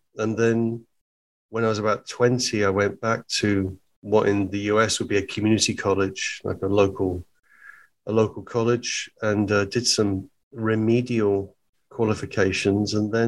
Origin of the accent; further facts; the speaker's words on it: East of England, United Kingdom; I was born in Hertfordshire in England, about 30 miles north of London. But my family are all from Liverpool. I was the only member of my family wasn't born in Liverpool.